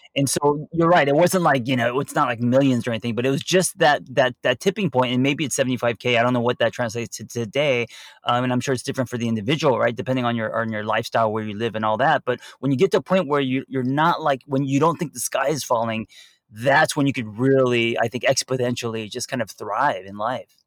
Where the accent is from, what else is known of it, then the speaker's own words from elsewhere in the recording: Los Angeles, California, United States; me growing up in Los Angeles